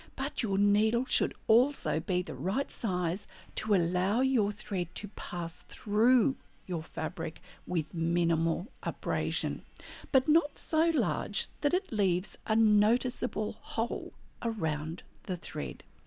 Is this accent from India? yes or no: no; Australia; I'm an Australian textile artist